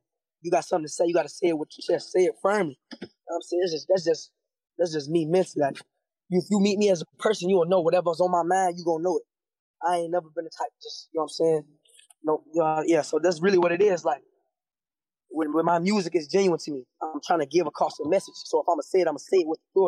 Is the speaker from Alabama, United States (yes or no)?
no; Cincinnati, Ohio, United States; I'm from Cincinnati, Ohio